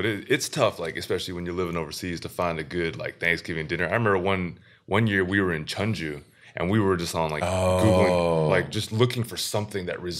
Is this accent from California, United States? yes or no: no; Wisconsin, United States; But then growing up in Wisconsin, when the dairy is so strong